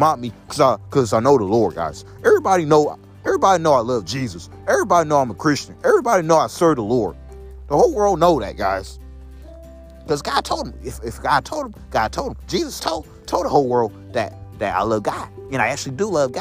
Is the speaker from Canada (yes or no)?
no; Belleville, Illinois, United States; moved away; also born or lived in St. Louis, Missouri; I was born in Belleville, Illinois, at St. Elizabeth Hospital